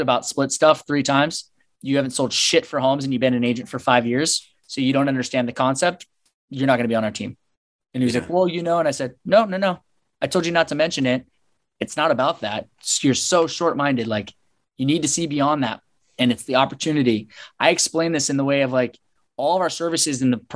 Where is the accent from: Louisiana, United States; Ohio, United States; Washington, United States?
Washington, United States; Seattle; moved away as an adult; also born or lived in Chicago; now in San Diego, United States; Seattle, Washington, and born and raised, went to Seattle University